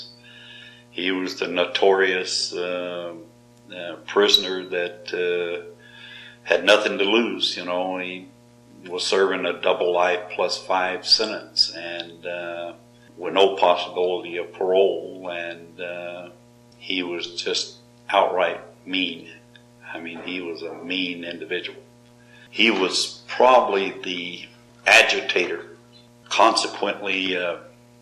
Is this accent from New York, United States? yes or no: no; Georgia, United States; moved away; all the inmates called me … because I was from Georgia.